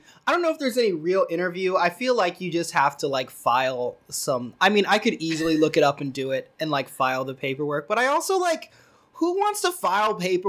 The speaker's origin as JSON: {"language": "English", "town": "Salt Lake City", "region": "Utah", "country": "United States", "tie": "born or raised there", "also_born_or_lived": "Philadelphia, Pennsylvania", "said": "I was born in Philadelphia, in West Philadelphia, born and raised, as they say, but I wasn't raised there. I was adopted by some white people. And so then I grew up in Salt Lake City, Utah, where the Mormons are. And then I was Mormon for a time"}